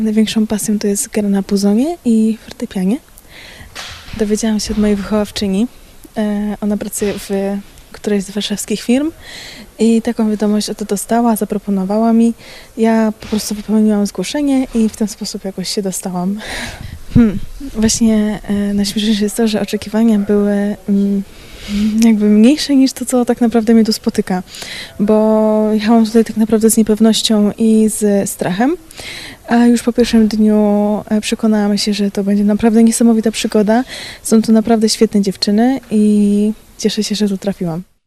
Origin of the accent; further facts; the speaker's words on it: Pruszków, Masovian Voivodeship, Poland; jestem z Pruszkowa, mieszkam w tamtejszym domu dziecka.